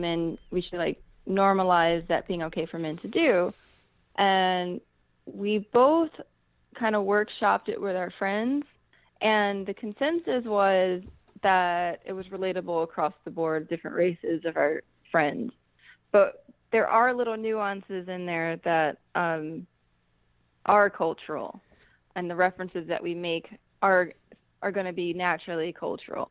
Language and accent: English; United States; I'm black, black American, deliberately don't identify as African American